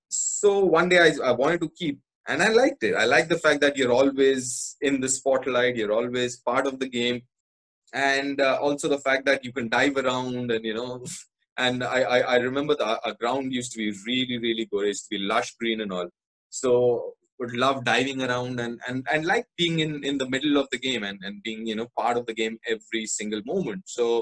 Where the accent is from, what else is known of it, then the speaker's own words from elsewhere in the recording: Kolkata, West Bengal, India; born there; because I was born here in Calcutta, so I qualify to play for Bengal